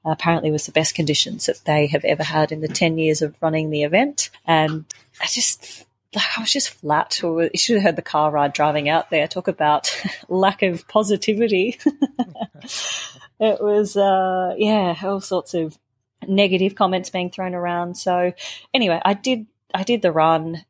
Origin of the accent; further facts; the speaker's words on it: Melbourne, Victoria, Australia; Melbourne because it's my hometown. I grew up running around those streets